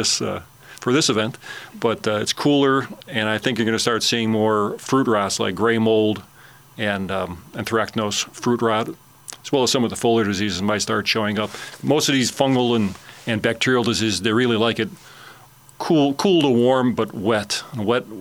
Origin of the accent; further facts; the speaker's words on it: Chicago, Illinois, United States; now in Alabama, United States; I'm from Chicago originally, and my father had a big garden in the backyard